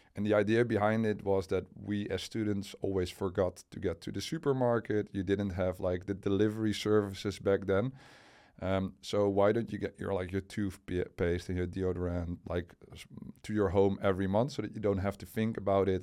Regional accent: Enkhuizen, North Holland, Netherlands; also born or lived in Delft / near Utrecht; we moved to the place where my parents uh, actually grew up. So that was in the northern part of the of the Netherlands, in a city called uh, Enkhuizen

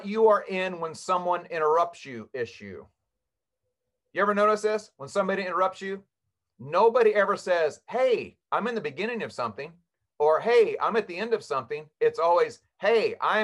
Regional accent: Kansas, United States; I was born and raised in Kansas

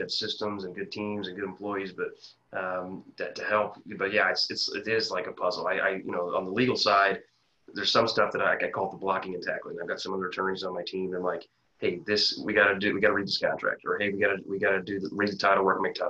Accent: Quincy, Illinois, United States; moved away as an adult; I grew up in Quincy, Illinois

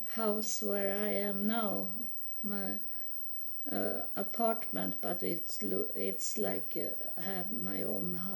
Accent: Sweden; moved away as an adult; also born or lived in United States; I live in Sweden. I'm from Sweden, but I was in the United States homeless for 3.5 years

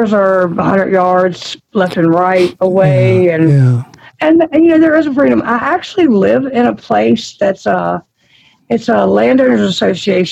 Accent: Roanoke, Virginia, United States; I grew up in Roanoke. So I grew up in Roanoke City, and I'm a city girl at heart

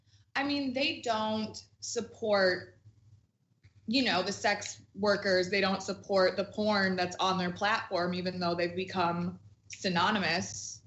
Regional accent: Minneapolis, Minnesota, United States; I might like get hotel rooms back home because I'm from Minneapolis. I travel out to LA for work.

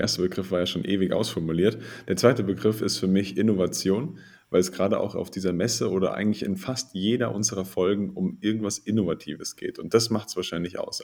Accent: Bavaria, Germany; bei uns in Bayern

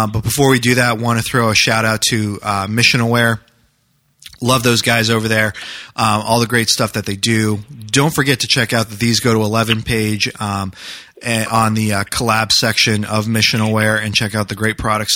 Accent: New Hampshire, United States; moved away; I grew up in New Hampshire

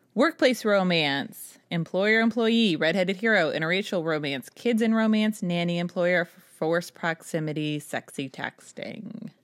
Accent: New Hampshire, United States; I was from New Hampshire

